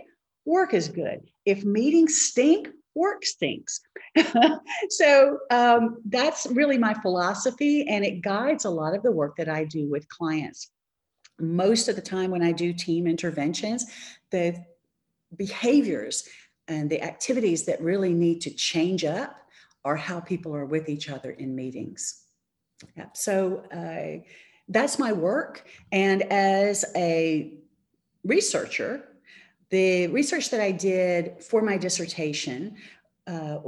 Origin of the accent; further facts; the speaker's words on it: Charlotte, North Carolina, United States; in Charlotte, North Carolina, my hometown